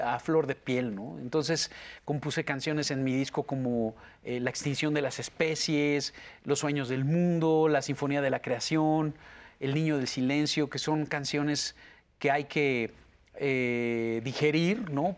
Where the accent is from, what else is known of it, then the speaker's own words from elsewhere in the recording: Mexico City, Mexico; also born or lived in Mérida, Yucatán; de muy chiquito me, trajeron para el DF, entonces pues, mi cultura es más chilanga que otra